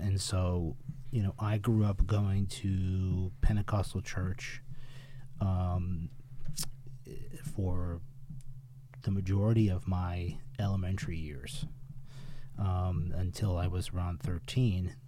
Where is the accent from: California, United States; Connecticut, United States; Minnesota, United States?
Connecticut, United States; Windsor; we were born and raised in Windsor, Connecticut one of the oldest towns in Connecticut